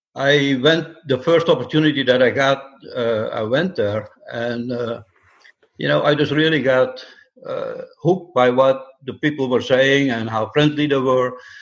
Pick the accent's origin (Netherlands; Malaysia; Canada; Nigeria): Netherlands; moved away as an adult; also born or lived in upstate New York; now in Atlanta, United States; I came to this country about 50 years ago, and uh, I come from the Netherlands